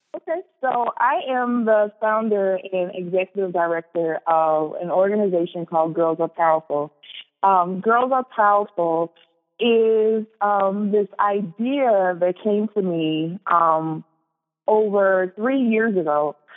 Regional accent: Chicago, Illinois, United States; moved away as an adult; also born or lived in Morris, Minnesota; now in Minnesota, United States; I was born and raised in Chicago

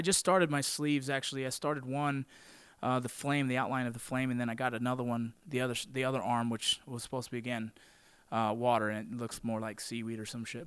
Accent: Los Angeles, California, United States; I grew up in San Fernando Valley. I was born in Northridge actually, but grew up in San Fernando Valley. That's California. That's Southern California.

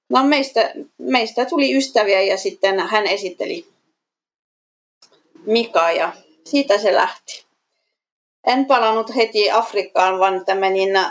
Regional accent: France; ja itse mä olen Ranskasta kotoisin

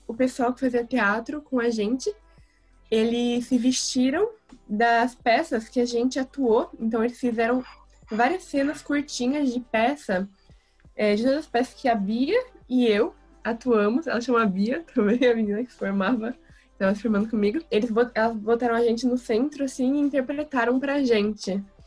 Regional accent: Bertioga, São Paulo, Brazil; also born or lived in Santos, Brazil; eu moro em Bertioga. Eu nasci em Santos, na verdade. Mas aí, quando eu era novinha, ainda tinha uns oito anos, eu vim para Bertioga para morar aqui

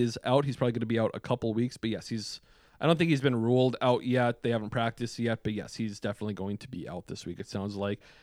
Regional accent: Wisconsin, United States; also born or lived in Superior, Wisconsin; now in Minneapolis, United States; we are from Wisconsin. but now we live in the cities

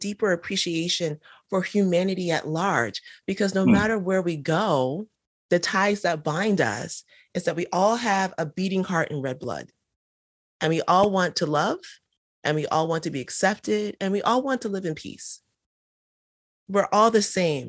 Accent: United States; accent: American; being born and raised in the United States

